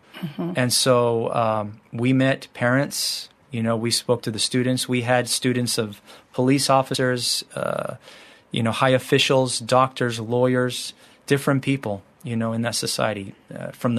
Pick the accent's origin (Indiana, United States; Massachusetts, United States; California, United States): California, United States; moved away as an adult; also born or lived in Morocco; we're from the United States, from California.